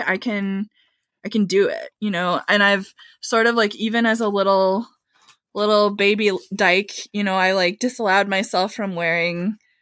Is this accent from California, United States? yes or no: no; rural Michigan, United States; also born or lived in Texas; now in St. Louis, United States; some of the blue collar workers of my hometown in rural Michigan